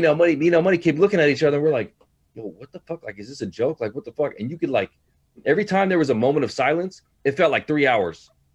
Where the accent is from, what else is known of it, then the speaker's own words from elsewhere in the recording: Hayward, California, United States; We all we're all from Hayward, California.